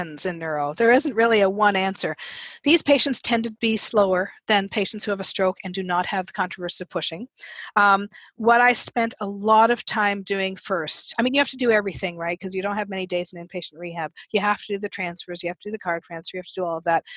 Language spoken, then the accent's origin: English; Canada; I'm Canadian